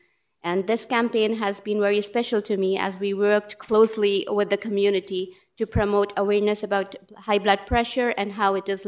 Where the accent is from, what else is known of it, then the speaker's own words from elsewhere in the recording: India; moved away; I'm a physician from India and currently doing my master's in public health.